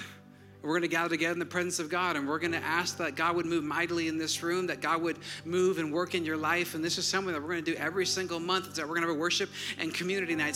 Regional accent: Wisconsin, United States; now in Georgia, United States; I'm from Wisconsin.

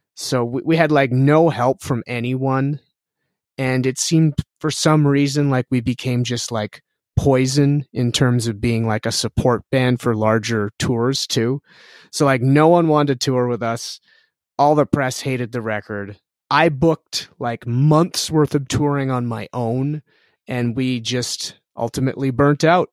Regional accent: Canada; we're Canadian

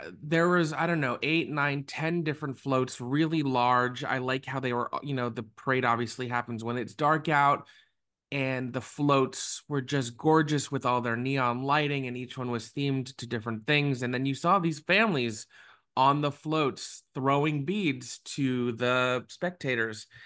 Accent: South Florida, United States; I grew up in South Florida.

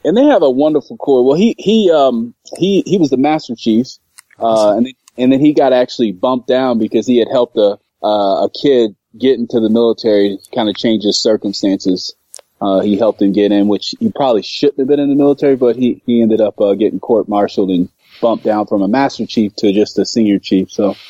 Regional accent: Florida, United States; moved away as an adult; also born or lived in Kansas City; So, a little history. My upbringing was in Florida, pretty much all of Florida, where I went to school, college. Ultimately, I moved from there to go to chiropractic college in Kansas City

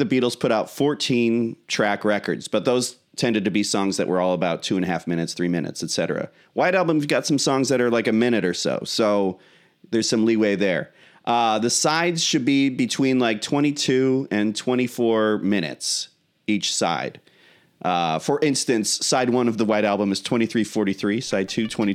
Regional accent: Chicago, Illinois, United States; we're from Chicago.

